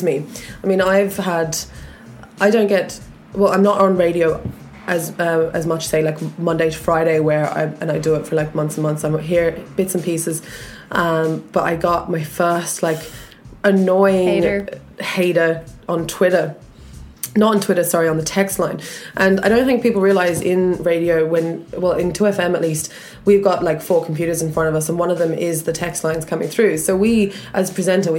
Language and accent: English; Australia; accent: Australian; moved away as an adult; now in Ireland; from my accent, like, that I'm from Australia